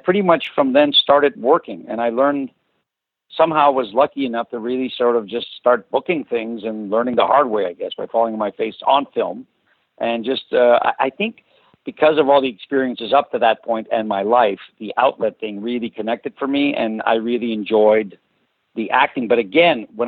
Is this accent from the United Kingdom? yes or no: no; Toronto, Ontario, Canada; English is a second language; also born or lived in Azores, Portugal; I was born in the Azores, and when I got to Toronto, where we immigrated from, I was was in kindergarten in grade. I was 6 years old